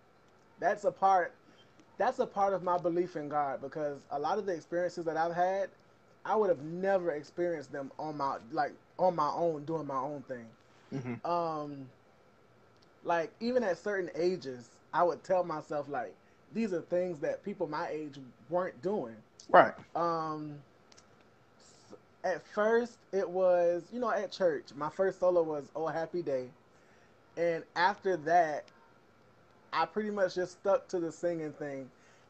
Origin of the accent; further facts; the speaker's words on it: Savannah, Georgia, United States; I grew up in Savannah